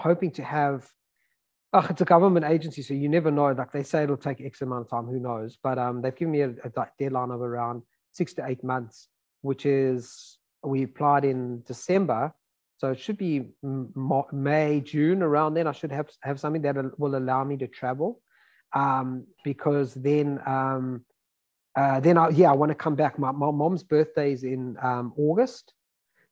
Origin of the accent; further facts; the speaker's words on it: South Africa; now in United States; I'm from South Africa